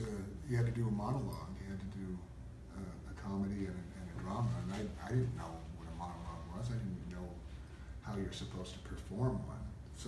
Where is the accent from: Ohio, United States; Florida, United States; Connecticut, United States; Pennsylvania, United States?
Pennsylvania, United States; Stoneboro; I grew up mostly in Western Pennsylvania.